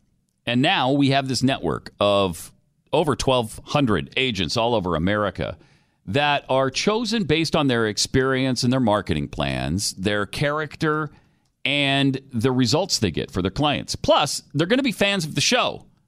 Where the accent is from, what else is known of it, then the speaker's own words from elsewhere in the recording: Helena, Montana, United States; moved away; when I was a kid, growing up in Montana